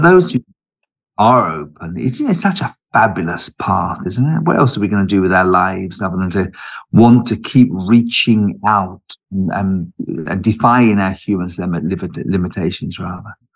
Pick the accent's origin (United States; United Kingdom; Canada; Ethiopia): United Kingdom; also born or lived in London; I was born in London and lived in London until I was about four, but uh, and then we moved down in, out of London into the neighbouring county